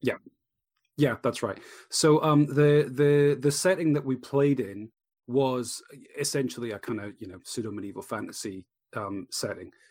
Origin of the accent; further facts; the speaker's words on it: Edinburgh, Scotland, United Kingdom; Edinburgh, my hometown